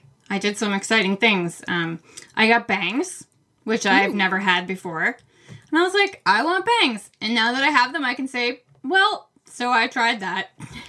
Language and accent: English; Maine, United States; accent: Maine; I'm just worried, though, that my Maine accent will come back.